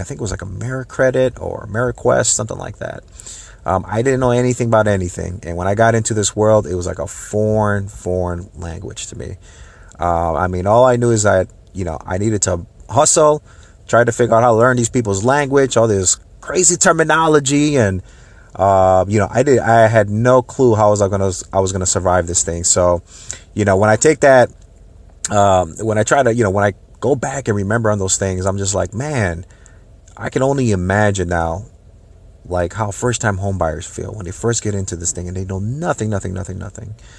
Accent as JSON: {"language": "English", "town": "Minneapolis", "region": "Minnesota", "country": "United States", "tie": "born or raised there", "moved": "as an adult", "lives_now": "Tampa Bay, United States", "said": "I was, uh, born and raised in the Saint Paul, Minneapolis, uh, Minnesota area."}